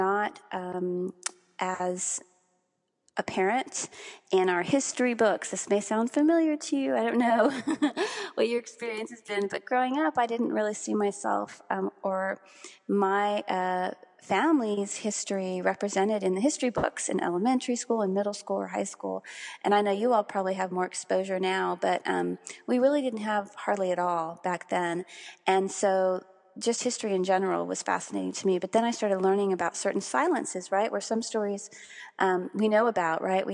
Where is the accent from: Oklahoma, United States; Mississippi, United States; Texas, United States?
Texas, United States; Corpus Christi; I was born and raised in Corpus Christi, Texas, and I'm Mexican-American